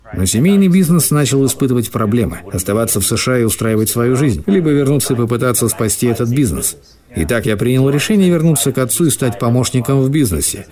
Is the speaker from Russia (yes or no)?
no; Singapore; moved away as an adult; now in Dubai, United Arab Emirates; Я сам родом из Сингапура